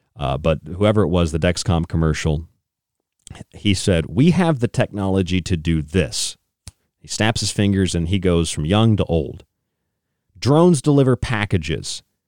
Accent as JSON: {"language": "English", "town": "Tampa", "region": "Florida", "country": "United States", "tie": "born or raised there", "also_born_or_lived": "St. Petersburg, Florida", "moved": "yes", "said": "I grew up in Tampa, St. Pete, so I, I and I lived there again after childhood"}